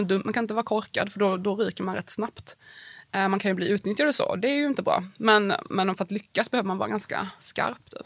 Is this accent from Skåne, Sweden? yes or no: no; Värnamo, Jönköping County, Sweden; moved away as an adult; also born or lived in Prague / Wyoming; i Värnamo där jag växte upp